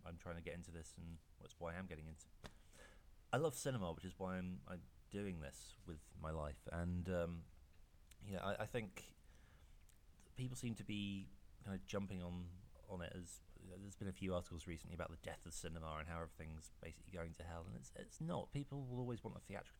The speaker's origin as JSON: {"language": "English", "country": "United Kingdom", "said": "it would be nice to have it released in my home country"}